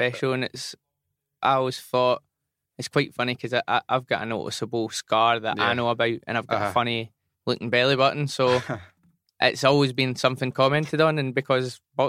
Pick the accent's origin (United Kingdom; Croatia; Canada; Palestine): United Kingdom; Hamilton, Scotland; also born or lived in Newcastle / Birmingham; now in Bearsden, United Kingdom; So I'm from Bearsden now, but actually I grew up in Hamilton.